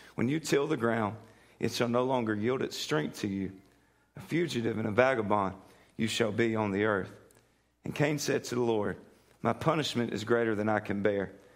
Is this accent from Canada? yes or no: no; United States; we're from Polk County.